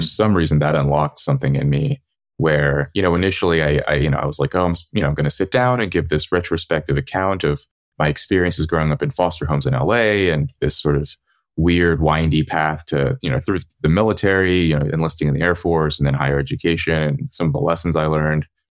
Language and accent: English; California, United States; the people I grew up around in California